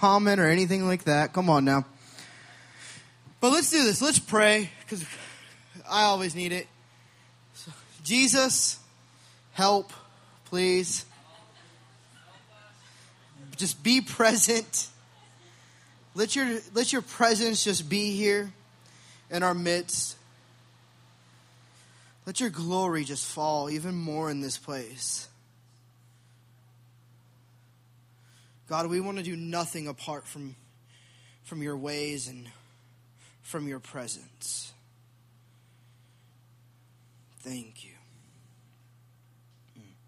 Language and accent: English; Sacramento, California, United States; I'm from California. I'm from Sacramento